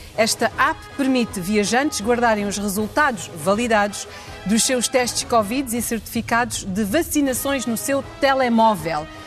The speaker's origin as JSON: {"language": "Portuguese", "country": "Portugal", "moved": "yes", "said": "quando eu dizia que era, vinha de Portugal"}